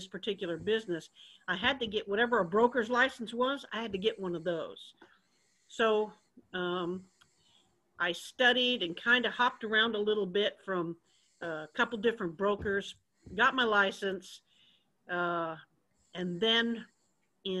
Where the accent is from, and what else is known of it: San Francisco Bay Area, California, United States; born or raised there; moved away as an adult; now in Texas, United States